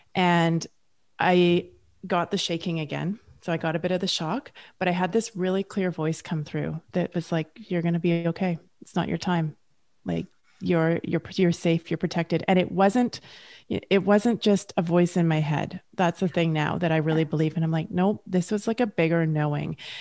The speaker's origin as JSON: {"language": "English", "country": "Canada", "said": "Julie and I are both Canadian"}